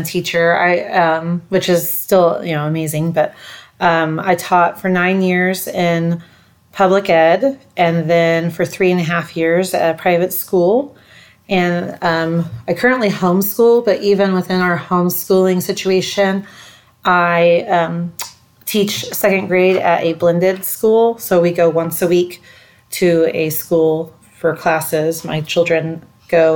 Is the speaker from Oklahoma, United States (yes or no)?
yes; Oklahoma City, Oklahoma, United States; also born or lived in Stillwater, Oklahoma / Guthrie, Oklahoma; I am from the Oklahoma City area. I was born there, grew up there.